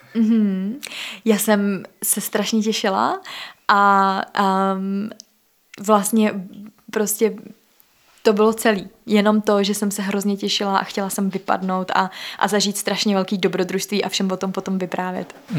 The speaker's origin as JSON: {"language": "Czech", "country": "Czechia"}